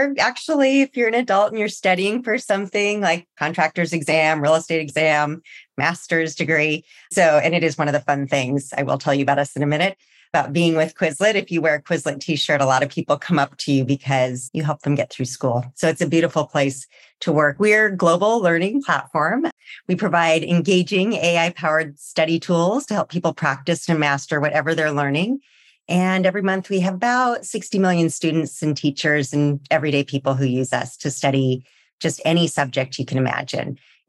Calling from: California, United States; Well, today I'm joining you from just right outside San Francisco.

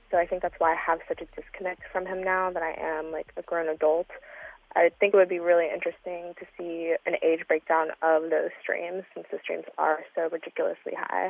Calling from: Atlanta, Georgia, United States; I'm from Atlanta, Georgia. I'm calling about ….

